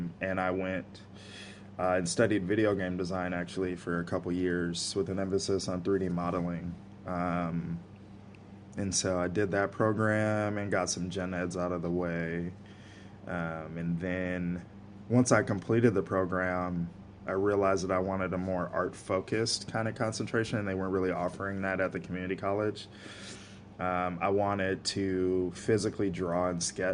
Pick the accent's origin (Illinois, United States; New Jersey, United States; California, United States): Illinois, United States; Joliet; moved away as an adult; also born or lived in Minneapolis; now in New York, United States; I grew up in this like tiny hole in the wall town, maybe 45 minutes away from Chicago, called Joliet